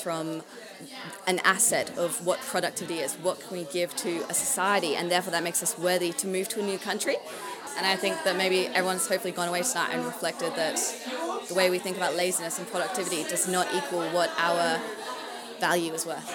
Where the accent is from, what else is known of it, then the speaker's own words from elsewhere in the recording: Australia; I'm from Australia